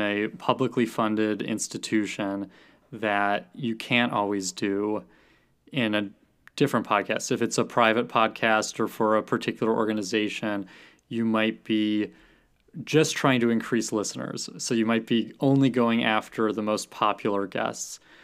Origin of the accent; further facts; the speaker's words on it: Deerfield, Illinois, United States; I grew up here in Deerfield